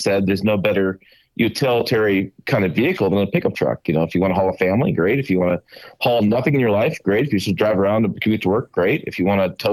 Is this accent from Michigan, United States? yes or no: yes; Michigan, United States; I grew up kind of in Michigan